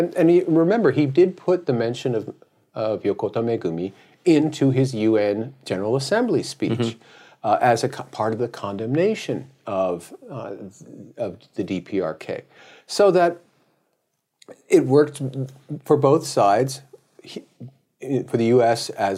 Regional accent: United States; I'm a Democrat from the United States.

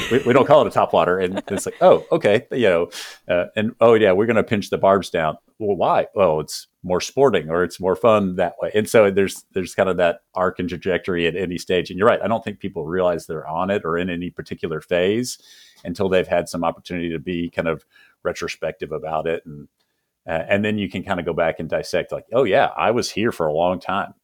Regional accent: Texas, United States; growing up in the South here in Texas

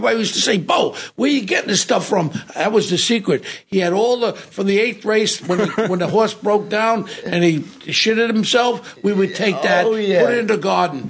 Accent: New York City, New York, United States; I come from Ozone Park.

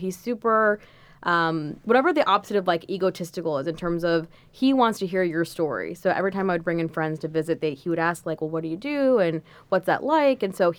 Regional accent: New York, United States; I am so grateful to be here, especially as a New Yorker or just as someone who's dreamed of going to, you know, world-class business school.

